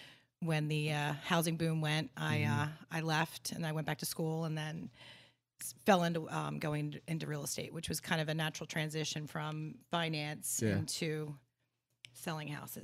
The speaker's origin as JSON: {"language": "English", "town": "Washington Township", "region": "New Jersey", "country": "United States", "accent": "Jersey accent", "said": "I'm from South Jersey, okay. So that's why I don't say yo, cuz."}